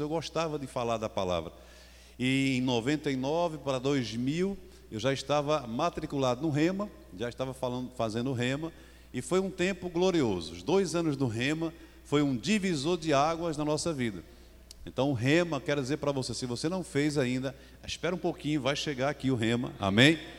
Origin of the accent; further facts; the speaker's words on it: Caruaru, Pernambuco, Brazil; Eu vim lá de Caruaru, nós somos pernambucanos